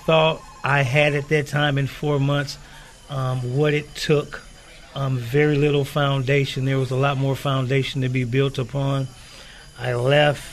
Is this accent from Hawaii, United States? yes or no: no; Oakland, California, United States; I'm from Oakland, California, 50 years old